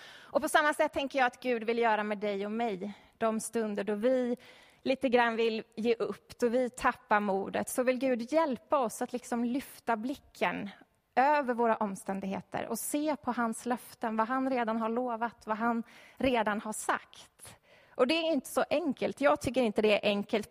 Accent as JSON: {"language": "Swedish", "town": "Stockholm", "region": "Stockholm County", "country": "Sweden", "tie": "born or raised there", "said": "jag är uppvuxen i Stockholm"}